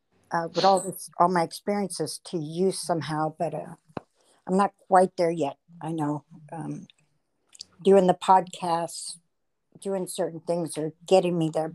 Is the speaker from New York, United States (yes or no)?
yes; Queens, New York, United States; born there; also born or lived in Lake Havasu City, Arizona / Las Vegas / San Diego; now in California, United States; Well, I was born in Queens, New York. Not really, you know, my life, you know, went from New York to Lake Havasu City, Arizona.